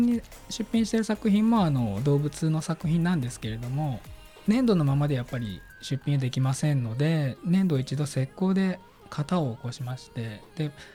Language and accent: Japanese; Seto, Aichi, Japan; 私自身があの愛知県の瀬戸市の生まれ